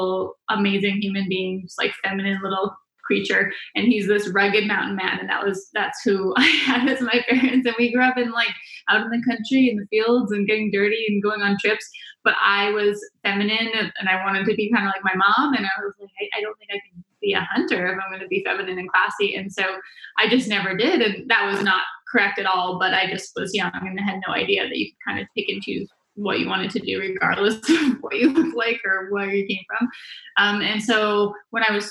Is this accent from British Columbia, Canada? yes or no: yes; Vancouver Island, British Columbia, Canada; moved away as an adult; now in United States; Born and raised in Vancouver Island